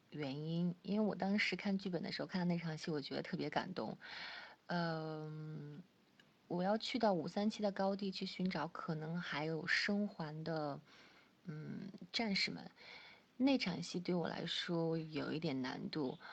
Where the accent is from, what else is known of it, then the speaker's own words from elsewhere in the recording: Chifeng, Inner Mongolia, China; moved away; 我赤峰，我是在赤峰出生的，赤峰最早是归辽宁管，然后八四年就拨给内蒙了